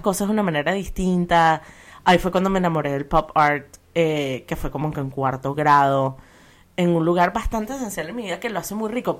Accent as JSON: {"language": "Spanish", "country": "Venezuela", "tie": "born or raised there", "said": "crecimos en Venezuela"}